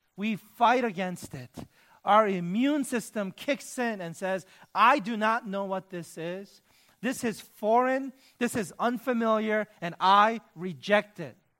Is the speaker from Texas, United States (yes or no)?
no; New York City, New York, United States; moved away as an adult; also born or lived in Michigan; I grew up in New York City, in the inner city